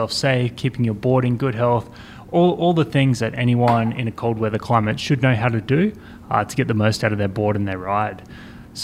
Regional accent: Australia; We're from Australia

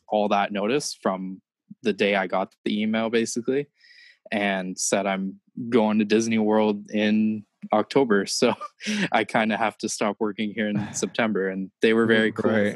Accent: Niagara Falls, Ontario, Canada; I'm from Niagara Falls. It's in Canada

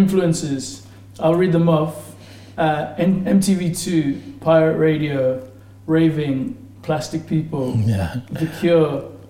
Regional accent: Nigeria; I grew up in Nigeria

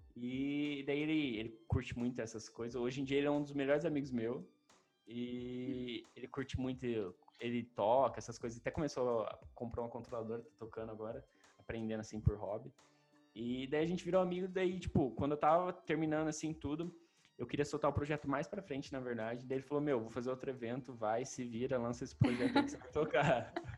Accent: Maringá, Paraná, Brazil; eu sou de Maringá

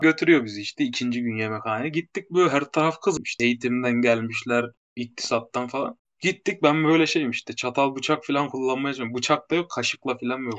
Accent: Maraş, Kahramanmaraş, Turkey

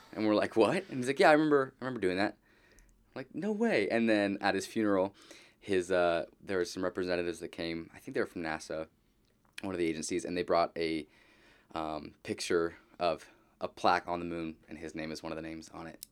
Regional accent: Southern California, United States; I grew up here in Southern California.

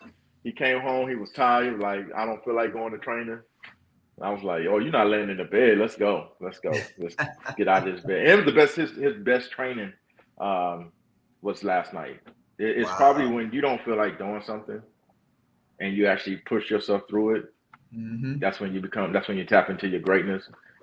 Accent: Fayetteville, North Carolina, United States; now in Texas, United States; Fayetteville, North Carolina. I'm from

